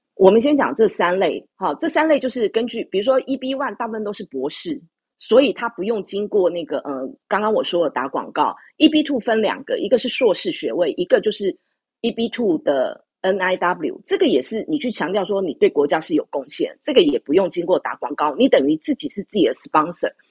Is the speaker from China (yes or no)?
no; Taiwan; now in United States; 我们台湾人不用排期